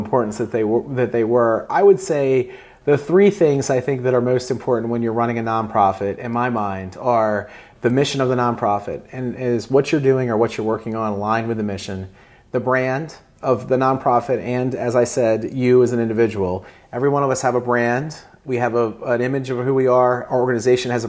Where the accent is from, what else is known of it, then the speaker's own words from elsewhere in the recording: Eastern Shore of Maryland, United States; I grew up on the Eastern Shore of Maryland